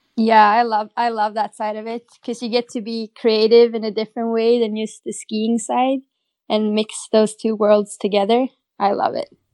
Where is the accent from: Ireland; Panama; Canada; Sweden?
Sweden; Åre, Jämtland; I grew up in a little ski town in northern Sweden